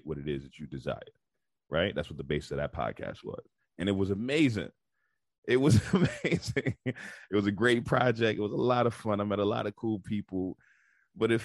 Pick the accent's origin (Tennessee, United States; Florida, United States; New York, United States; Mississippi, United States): New York, United States; New York City; moved away; also born or lived in Baltimore / Houston; So I was born and raised in Bed-Stuy, Brooklyn. I moved around a whole lot throughout my life, but I was born and raised in Bed-Stuy, Brooklyn, raised in Brooklyn for most of my life